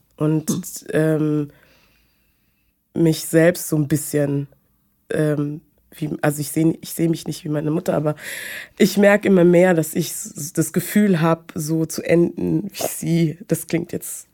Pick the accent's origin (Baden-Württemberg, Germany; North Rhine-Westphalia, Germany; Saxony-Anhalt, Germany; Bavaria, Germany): Bavaria, Germany; Munich; ich bin aus München